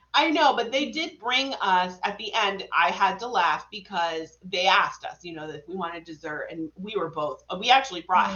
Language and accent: English; Vermont, United States; I'm from Vermont